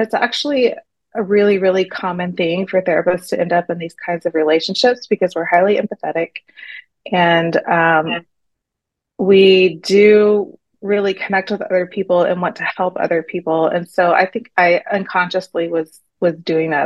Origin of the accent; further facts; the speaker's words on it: Texas, United States; moved away as an adult; also born or lived in New York City; now in Shanghai, China; I'm from Texas